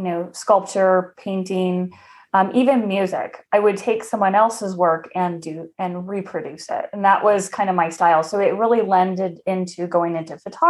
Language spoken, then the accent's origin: English; Arizona, United States; moved away as an adult; I grew up in Arizona, and I lived there for about 30 some years.